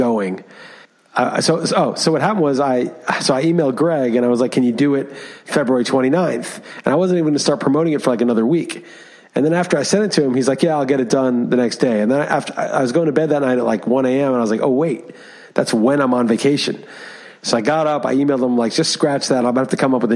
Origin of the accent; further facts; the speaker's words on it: New York, United States; moved away as an adult; also born or lived in Europe; I grew up in Manhattan